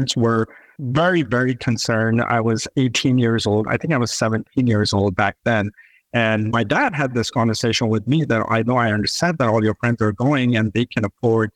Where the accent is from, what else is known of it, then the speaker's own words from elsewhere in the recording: Pakistan; moved away as an adult; now in United States; I was born and raised in Pakistan. I decided to come to the US to do my bachelor's.